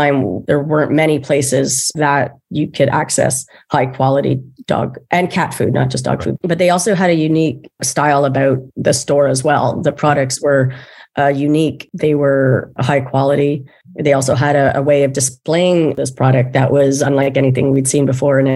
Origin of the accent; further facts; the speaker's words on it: Montreal, Quebec, Canada; also born or lived in Eastern Townships, Quebec; Originally from Montreal.